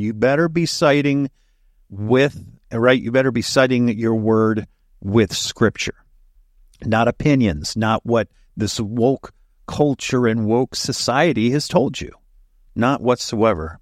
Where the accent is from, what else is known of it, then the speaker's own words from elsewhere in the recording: Delaware, United States; moved away as an adult; also born or lived in Central Texas / Fort Hood, Texas; I was born and raised here in Delaware